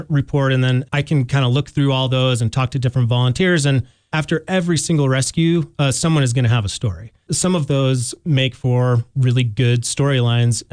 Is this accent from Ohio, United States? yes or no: no; Salt Lake City, Utah, United States; moved away as an adult; now in Jackson, United States; I grew up in Salt Lake City